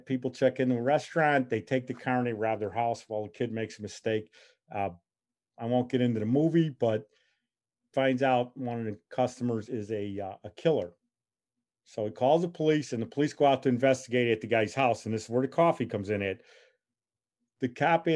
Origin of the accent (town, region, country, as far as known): Chicago, Illinois, United States; born or raised there